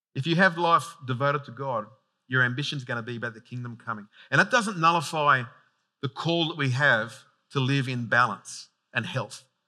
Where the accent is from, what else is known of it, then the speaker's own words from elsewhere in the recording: Sydney, New South Wales, Australia; I'm from out that way.